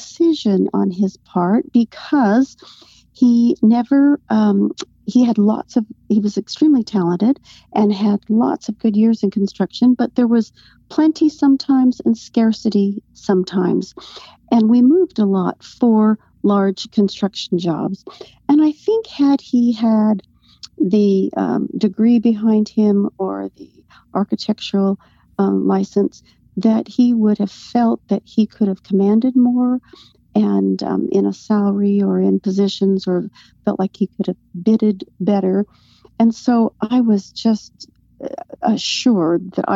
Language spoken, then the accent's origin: English; Arizona, United States; also born or lived in Phoenix / Mesa; I was raised in Northern Arizona, but went to elementary in Phoenix and then high school at Mesa High School.